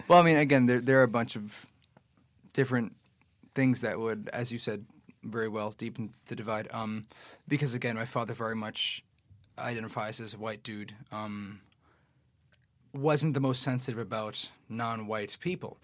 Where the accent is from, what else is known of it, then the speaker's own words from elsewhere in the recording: New York City, New York, United States; I grew up in Queens, I grew up in Astoria